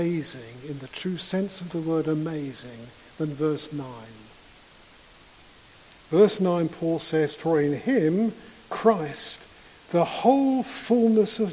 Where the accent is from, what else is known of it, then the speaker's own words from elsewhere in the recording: London, United Kingdom; I grew up in London and much of my childhood seemed to be spent on the London Underground.